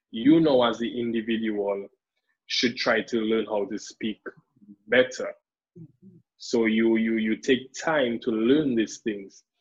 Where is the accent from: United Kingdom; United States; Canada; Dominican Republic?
Dominican Republic; accent: Dominican; that I would speak so much of a strong Dominican accent.